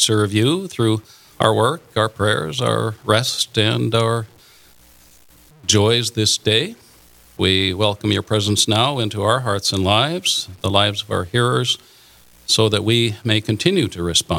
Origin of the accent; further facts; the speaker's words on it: Lisbon, North Dakota, United States; I was raised in Lisbon, North Dakota, so I'm a local boy.